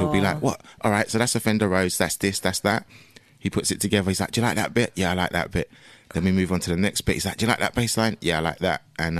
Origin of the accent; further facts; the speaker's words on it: London, United Kingdom; And I grew up in Battersea.